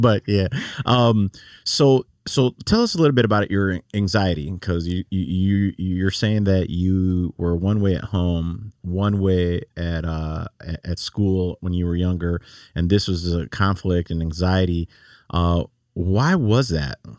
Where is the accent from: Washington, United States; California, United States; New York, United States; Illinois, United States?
Illinois, United States; Chicago; now in Laredo, United States; I'm from Chicago.